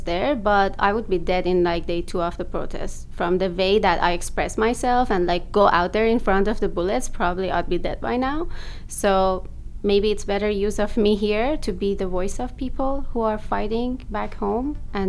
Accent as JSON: {"language": "English", "town": "Ahvaz", "region": "Khuzestan", "country": "Iran", "tie": "born or raised there", "also_born_or_lived": "Abadan", "moved": "as an adult", "lives_now": "Toronto, Canada", "said": "I was born there. I was born in Ahvaz. My dad was born in Abadan, but we lived in Abadan for a long time in Ahvaz as well."}